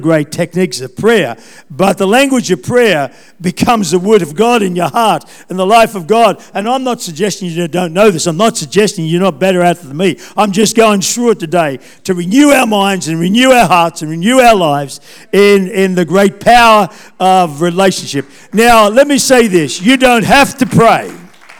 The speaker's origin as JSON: {"language": "English", "town": "Taree", "region": "New South Wales", "country": "Australia", "tie": "born or raised there", "said": "I was brought up in Taree, I went to school there"}